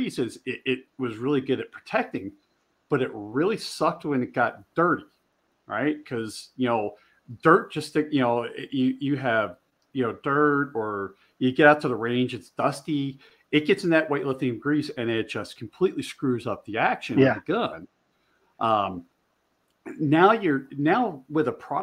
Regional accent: outside of Philadelphia, Pennsylvania, United States; also born or lived in Delaware / Maryland; now in Montana, United States; I grew up outside of Philly

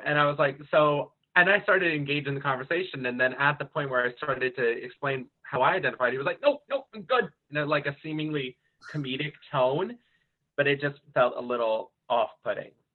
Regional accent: Marlboro, New Jersey, United States; from Marlboro, New Jersey.

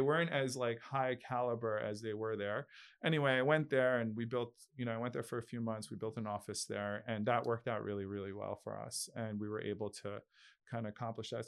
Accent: Long Island, New York, United States; moved away as an adult; also born or lived in Brooklyn, New York; now in Miami, United States; I was born in Brooklyn, I grew up in Long Island, um, in a middle class family

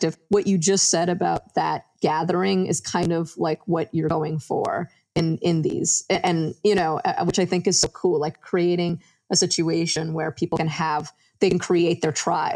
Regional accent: Westchester, New York, United States; also born or lived in Yonkers, New York; I grew up in Westchester. So I've been in New York for pretty much my whole life

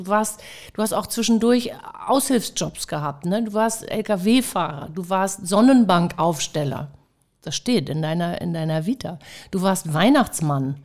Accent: Hamburg, Germany; Ich bin ja auch eine Hamburger Dern

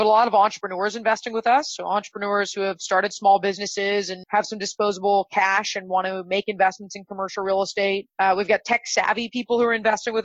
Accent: just outside of Los Angeles, California, United States; Grew up just outside of Los Angeles

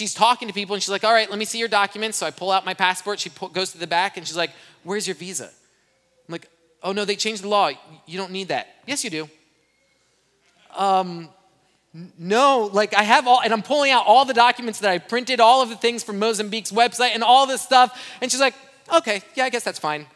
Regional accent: Brazil; now in United States; I grew up in Brazil. I'm fluent in Portuguese. When I left Brazil, I didn't have an accent

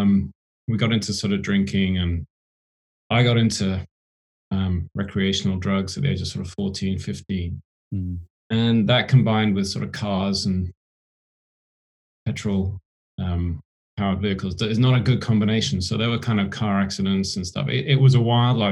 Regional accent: Oxfordshire, South East England, United Kingdom; I grew up in Oxfordshire in England.

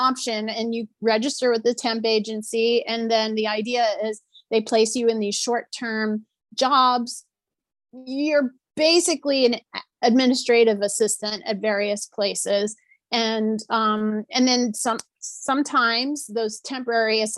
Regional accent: New Orleans, Louisiana, United States; I grew up in New Orleans, Louisiana

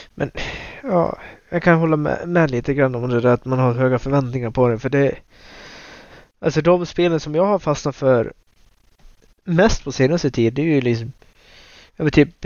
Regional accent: Dalarna County, Sweden; moved away as an adult; also born or lived in Luleå; jag bodde eh, hemma i Dalarna igen

